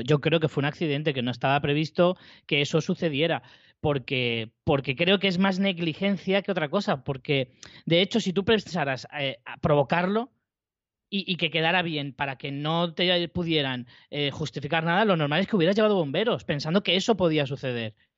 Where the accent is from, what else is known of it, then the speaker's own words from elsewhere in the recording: Spain; como español